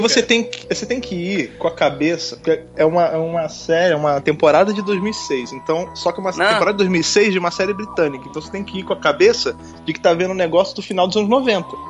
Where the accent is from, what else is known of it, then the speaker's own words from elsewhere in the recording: Rio de Janeiro, Brazil; moved away as an adult; now in São Paulo, Brazil; como sou de lá, né, do Rio